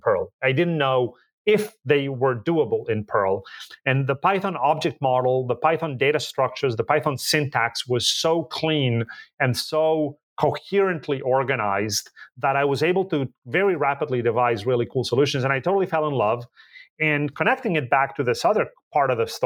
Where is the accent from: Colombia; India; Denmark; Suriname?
Colombia; moved away as an adult; also born or lived in Boulder, Colorado, United States; now in United States; I was born and raised in Colombia, and I came to the United States in the 90s to do a PhD in physics